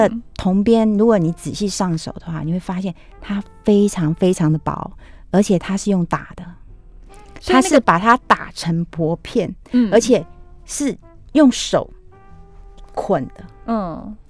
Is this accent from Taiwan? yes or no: no; China; 这也是我们中国人的悲哀